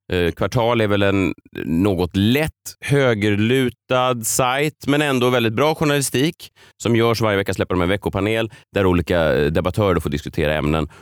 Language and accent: Swedish; Stockholm, Stockholm County, Sweden; jag är ju eh, född och uppvuxen i Vasastan i Stockholm